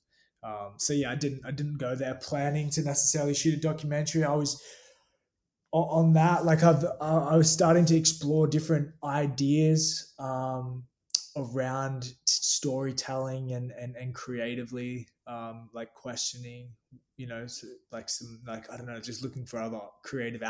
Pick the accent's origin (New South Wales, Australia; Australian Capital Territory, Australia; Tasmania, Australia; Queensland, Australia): Queensland, Australia; Gold Coast; I'm from the Gold Coast, Australia. It's like a surf town on the east coast of Australia